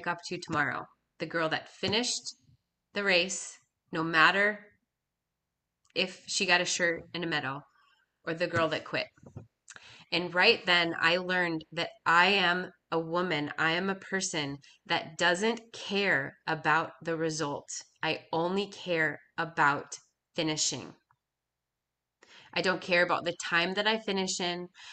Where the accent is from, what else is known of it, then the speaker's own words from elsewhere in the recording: Minnesota, United States; I was from Minnesota